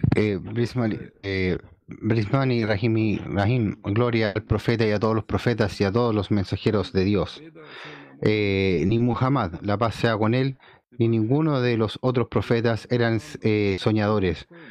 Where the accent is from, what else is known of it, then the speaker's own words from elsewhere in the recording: China; como chino